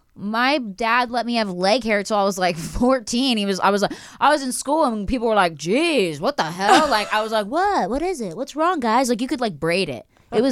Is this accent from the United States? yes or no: yes; Philadelphia, Pennsylvania, United States; Philly. So